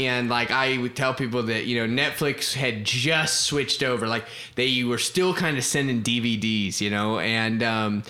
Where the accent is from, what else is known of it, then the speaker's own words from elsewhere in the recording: Florida, United States; also born or lived in Ohio; now in Oklahoma, United States; I grew up in Florida, and my dad was a pastor, and so I grew up in Florida. I spent a little bit of time living in Ohio when I was a kid